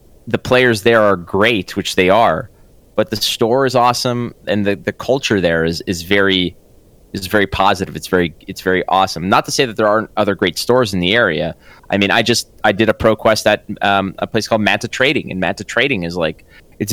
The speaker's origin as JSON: {"language": "English", "town": "Montreal", "region": "Quebec", "country": "Canada", "moved": "as an adult", "lives_now": "Toronto, Canada", "said": "we're both from Montreal"}